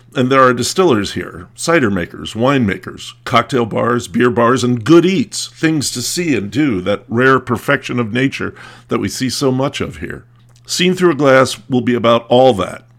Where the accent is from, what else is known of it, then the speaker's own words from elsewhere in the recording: Lancaster County, Pennsylvania, United States; also born or lived in New England / Virginia / Maryland / Washington, D.C.; I grew up in Lancaster County, and I've lived in New England, Virginia, Maryland, D C, Kentucky, and California. But I've always considered myself a Pennsylvanian.